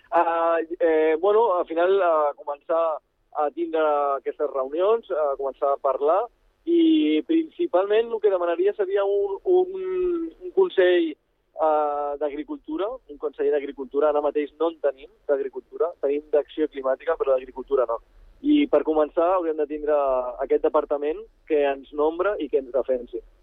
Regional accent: Baix Llobregat, Catalonia, Spain; soc pagès de Baix Llobregat

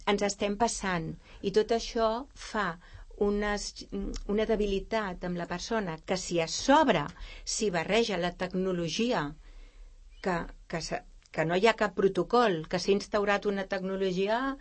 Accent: Vilanova i la Geltrú, Catalonia, Spain; now in Sant Cugat del Vallès, Spain; jo que sóc nascuda a Vilanova i la Geltrú

